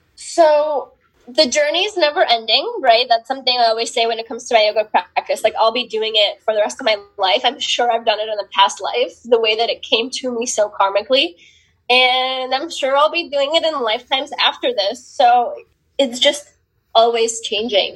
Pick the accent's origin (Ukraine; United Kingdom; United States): Ukraine; moved away; when I was growing up in the Ukraine